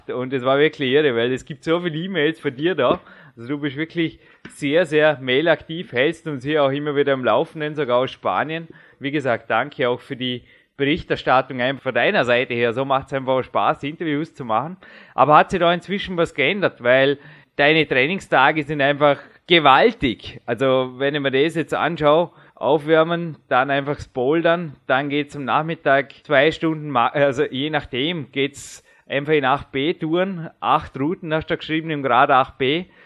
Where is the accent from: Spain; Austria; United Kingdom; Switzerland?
Austria; sagt man bei uns in Österreich.